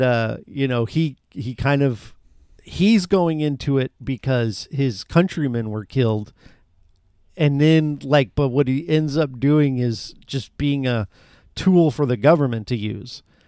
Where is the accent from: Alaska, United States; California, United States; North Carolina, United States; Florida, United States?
Florida, United States; I love the state I'm in and have been born and raised in. Florida is my home.